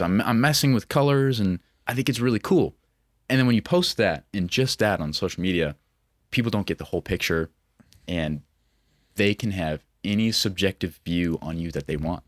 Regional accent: Billings, Montana, United States; born and raised in Montana, twenty-four years old, from Billings

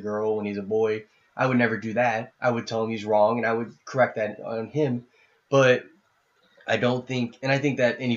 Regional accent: Indianapolis, Indiana, United States; I grew up in the Catholic community. I mean, I know half the Catholics in Indianapolis

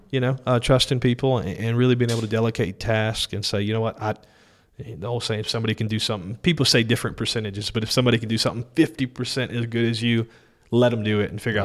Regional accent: Denham Springs, Louisiana, United States; also born or lived in New Orleans, Louisiana / Greenville, South Carolina; we settled in Denham Springs

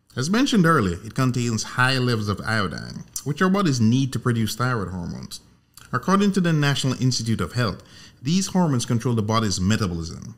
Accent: Jamaica; moved away; I'm originally from Jamaica, born and raised

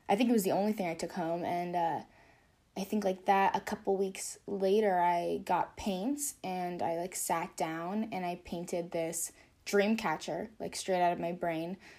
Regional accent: California, United States; I grew up, born and raised in California

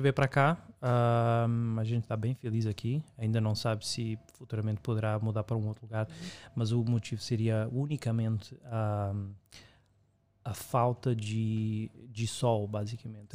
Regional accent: Lisbon, Portugal; also born or lived in Brazil / United States; now in Amsterdam, Netherlands; no caso eu sou de Portugal

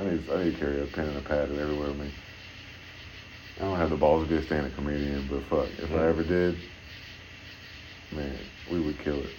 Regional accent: Shreveport, Louisiana, United States; also born or lived in Miami, Florida; I'm from Miami originally, but like, I don't know shit. I don't know shit about Miami. Nothing other than the fact that I went through Hurricane Andrew, and then I woke up and we moved to Shreveport

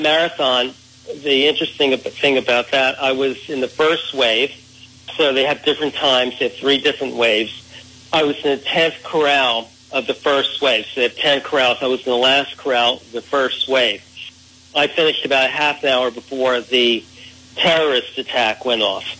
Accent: New York City, New York, United States; as a kid growing up in the Bronx

